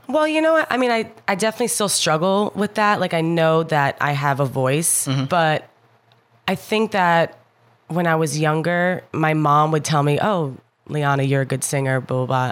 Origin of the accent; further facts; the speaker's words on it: Jersey City, New Jersey, United States; also born or lived in Hoboken, New Jersey / Belvidere, New Jersey; I grew up in Jersey City, New Jersey.